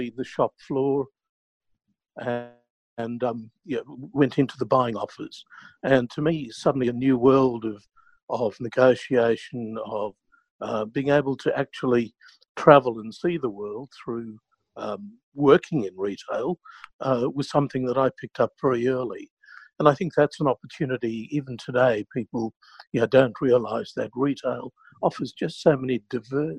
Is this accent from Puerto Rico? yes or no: no; South Africa; moved away as an adult; now in Melbourne, Australia; I originally am from South Africa. I was born in South Africa. Went to school there, completed national service there